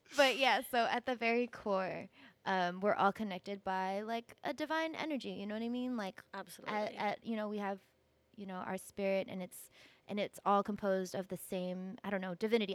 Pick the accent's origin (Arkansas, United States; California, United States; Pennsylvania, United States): California, United States; I grew up in California